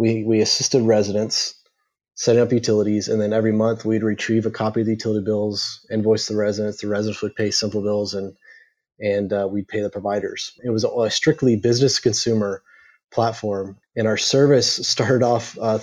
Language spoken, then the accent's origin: English; Houston, Texas, United States; We grew up together in the Houston area, and then we made our way over to Baylor University.